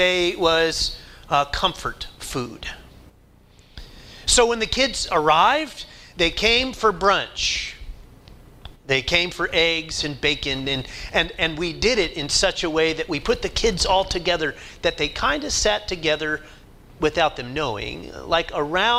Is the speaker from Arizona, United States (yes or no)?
no; Oklahoma, United States; I grew up in Oklahoma